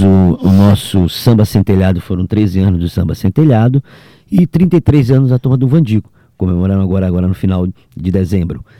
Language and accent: Portuguese; São Luís, Maranhão, Brazil; eu nasci no centro, ali na Rua de Nazaré